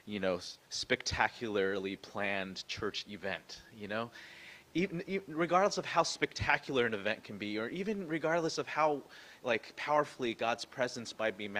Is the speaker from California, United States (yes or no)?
yes; San Jose, California, United States; moved away; also born or lived in Vancouver; the house that I grew up in San Jose